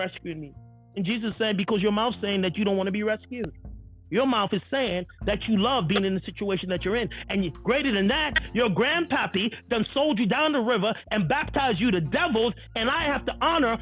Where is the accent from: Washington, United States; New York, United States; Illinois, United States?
New York, United States; New York City; I'm from Brooklyn. I grew up in Brooklyn. That's how we talk.